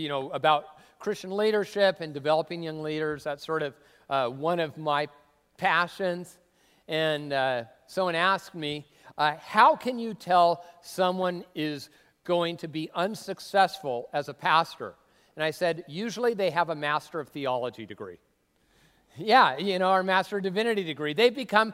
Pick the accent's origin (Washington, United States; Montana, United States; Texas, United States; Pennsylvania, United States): Washington, United States; Tacoma; moved away as an adult; also born or lived in California / Arizona; I grew up in the Northwest Cultural Center of the Universe, Tacoma, Washington